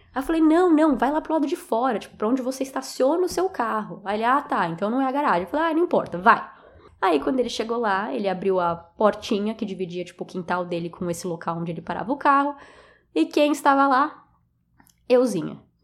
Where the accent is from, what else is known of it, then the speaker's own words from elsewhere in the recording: Brazil; eu sou do Brasil